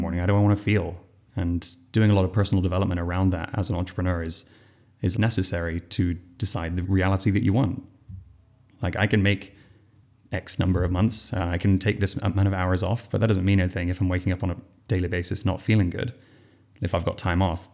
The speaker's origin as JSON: {"language": "English", "region": "England", "country": "United Kingdom", "said": "From England"}